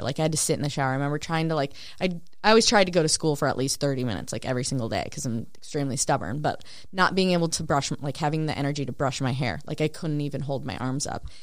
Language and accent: English; Spicer, Minnesota, United States; my hometown's a thousand people.